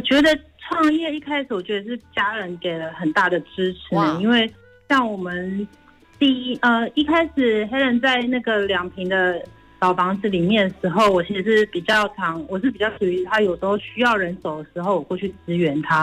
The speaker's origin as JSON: {"language": "Chinese", "country": "Hong Kong", "tie": "born or raised there", "moved": "yes", "lives_now": "Taiwan", "said": "我是转桥生，我在香港出生的，所以我毕业之后就回到香港，然后我是从事了记者的工作，我做了大概二十年"}